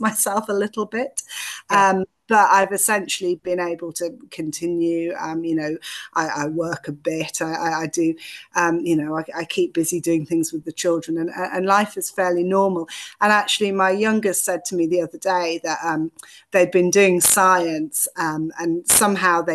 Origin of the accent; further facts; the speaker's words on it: the Northeast, North East England, United Kingdom; moved away as an adult; also born or lived in London; the Northeast, which is where I'm from originally